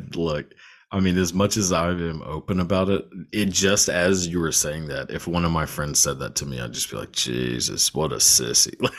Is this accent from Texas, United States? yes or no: yes; Texas, United States; I'm born and raised in Texas